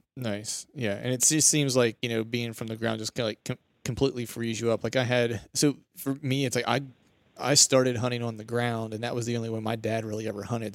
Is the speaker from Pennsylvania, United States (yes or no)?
yes; Pennsylvania, United States; I'm from Pennsylvania